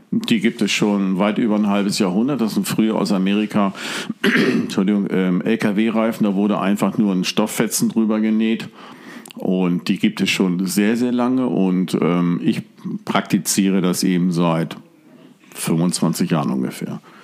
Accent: Hamburg, Germany; also born or lived in Stade; now in Drochtersen, Germany; ursprünglich geboren in Hamburg, habe viele, viele Jahre, Jahrzehnte in Stade gewohnt und wohne jetzt genau zwischen Hamburg und Cuxhaven im Drochtersen direkt an der Elbe

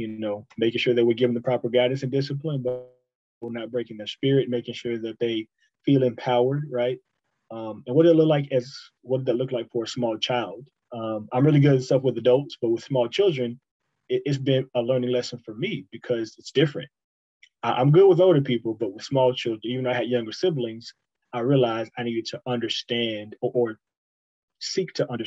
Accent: the South, United States; That's very old school, but and I grew up in the South

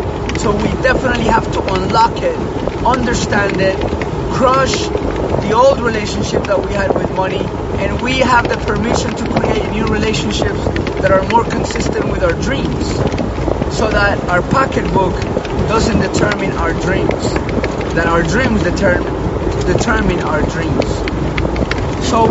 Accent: Colombia; now in Hawaii, United States; I grew up in Colombia, pretty tough situation when we were growing up

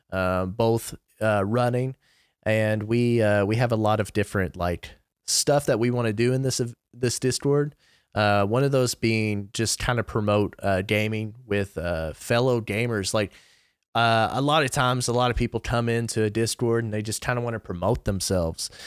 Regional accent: Kentucky, United States; I'm twenty-four, I'm from Kentucky

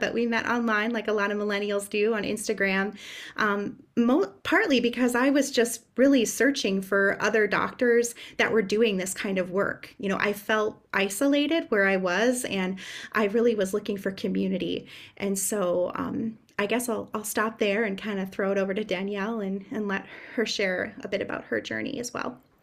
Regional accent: Upper Michigan, United States; I'm originally from Upper Michigan

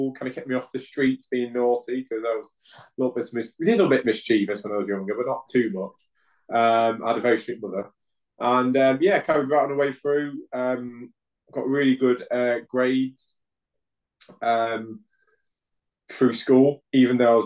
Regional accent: Hull, Yorkshire and the Humber, United Kingdom; now in Swindon, United Kingdom; I'm originally from Hull in Yorkshire. Currently living in Swindon

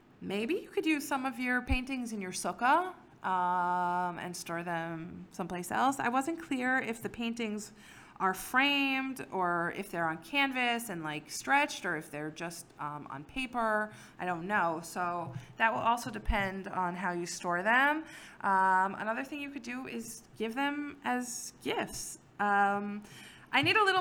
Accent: Silver Spring, Maryland, United States; moved away; I grew up in Silver Spring, Maryland.

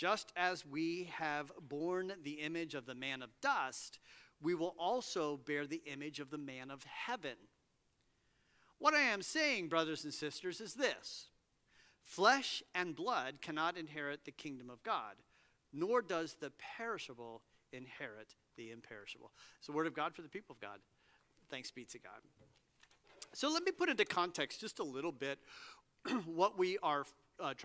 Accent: Cincinnati, Ohio, United States; moved away; I grew up in Cincinnati

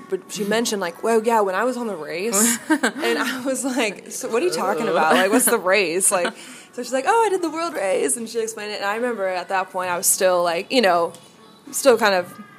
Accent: Indianapolis, Indiana, United States; I'm from Indianapolis

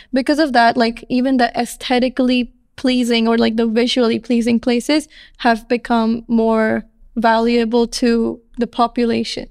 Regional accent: India; moved away; I'm from India

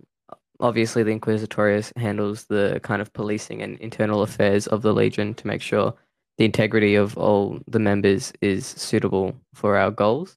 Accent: southern Australia, Australia; Personally, I am from Australia, down southern Australia, so the land down under.

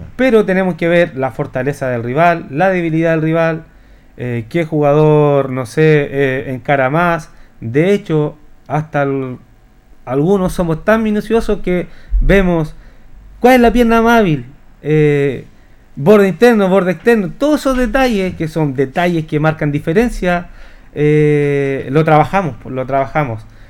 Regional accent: Linares, Maule, Chile; uno como linarense

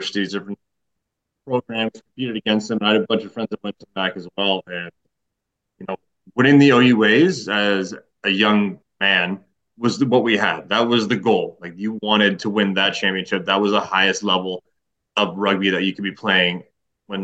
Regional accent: Brampton, Ontario, Canada; I grew up in Brampton.

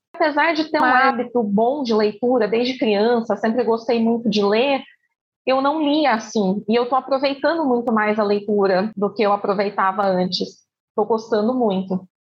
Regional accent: Campinas, São Paulo, Brazil; sou de Campinas, interior de São Paulo

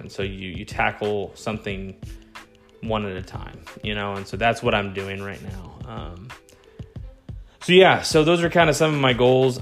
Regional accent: Texas, United States; I am a Texan

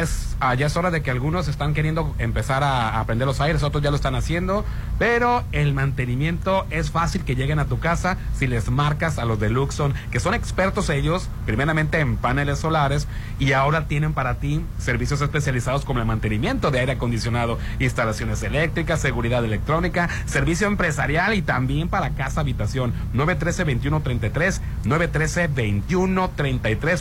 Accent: Mexico; representándonos a los mexicanos

